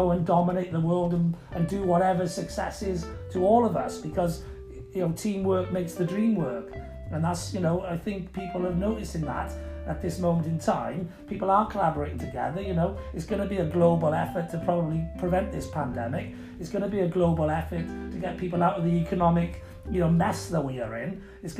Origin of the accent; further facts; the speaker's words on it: United Kingdom; I'm a Brit myself, you know, but I am a Brit. I'm not a Welshman or an Englishman or Irishman